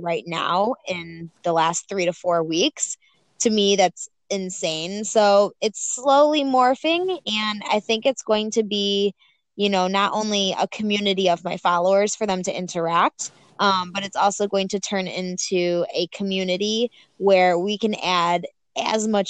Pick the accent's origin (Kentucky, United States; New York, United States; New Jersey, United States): New York, United States; Buffalo; I am from Buffalo, New York, 24 years old